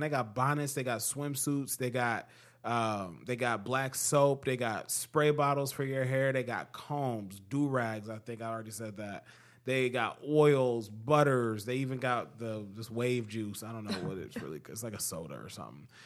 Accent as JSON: {"language": "English", "country": "United States", "said": "as an American"}